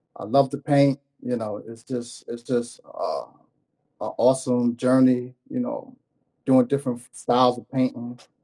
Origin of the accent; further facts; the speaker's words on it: New York City, New York, United States; originally from Brooklyn, New York